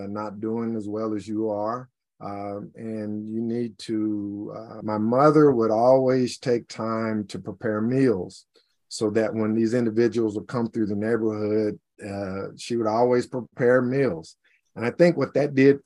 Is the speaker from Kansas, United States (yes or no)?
yes; Liberal, Kansas, United States; now in Olathe, United States; I grew up in Southwest Kansas, a place called Liberal